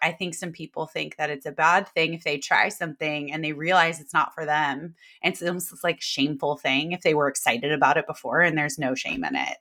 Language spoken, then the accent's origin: English; Davis, California, United States; also born or lived in San Diego, California / San Francisco, California; I'm from Sacramento, California, a small town outside of it called Davis. Most people are like, "Oh, U C Davis." But I didn't go to U C Davis. I just grew up there, and that's where I live now